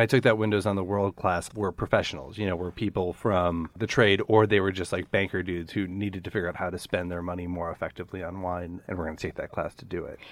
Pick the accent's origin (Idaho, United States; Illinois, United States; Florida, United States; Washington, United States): Illinois, United States; Chicago; a coffee shop a half a block from my house where I grew up in Chicago